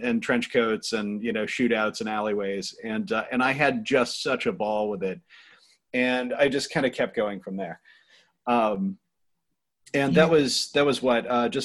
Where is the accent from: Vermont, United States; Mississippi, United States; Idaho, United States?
Vermont, United States; Cornwall; also born or lived in Pittsburgh / Boston; now in Rhode Island, United States; I grew up in Vermont, which is already an offbeat place